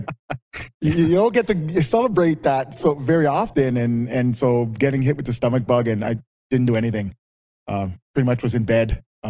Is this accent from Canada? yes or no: yes; London, Ontario, Canada; born or raised there; also born or lived in Jamaica